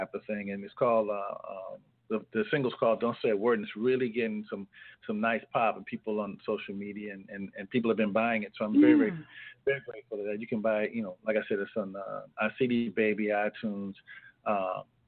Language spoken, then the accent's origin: English; California, United States; now in Boston, United States; I come from California